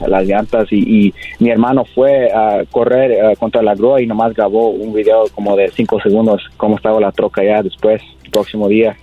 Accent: Whittier, California, United States; born or raised there

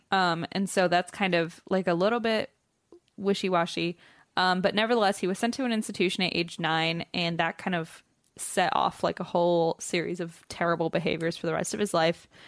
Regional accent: Cincinnati, Ohio, United States; moved away

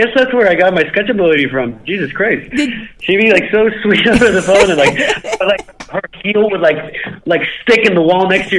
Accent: Guatemala; moved away as an adult; also born or lived in New York City; now in New York, United States; I grew up in Guatemala. I was born and raised there up until I was 19, and then I became an adult in New York. I've been here for 14 years.

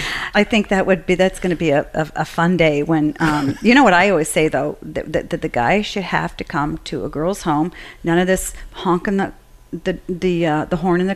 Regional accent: outside of Boston, Massachusetts, United States; I grew up outside of Boston.

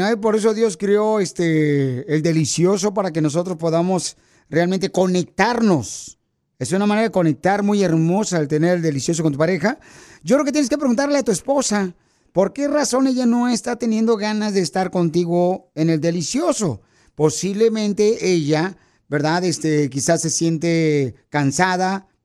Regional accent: Jalisco, Mexico; now in United States; porque aquí venimos de Jalisco a Estados Unidos.

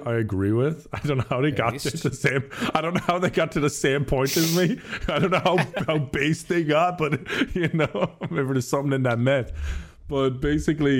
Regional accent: Ireland; moved away; I'm from Ireland.

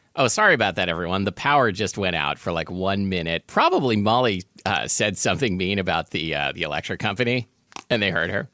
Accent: Portland, Oregon, United States; growing up in Portland, Oregon

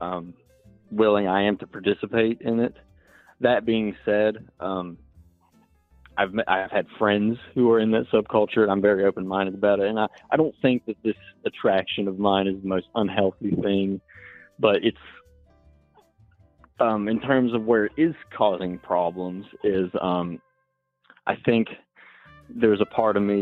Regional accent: Appalachia, United States; accent: Southern; I'm from Appalachia

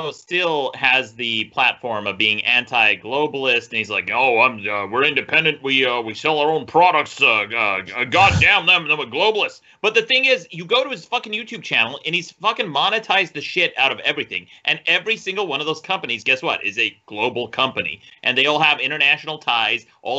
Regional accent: Utah, United States; I'm from Utah, so I grew up with a lot of Mormons.

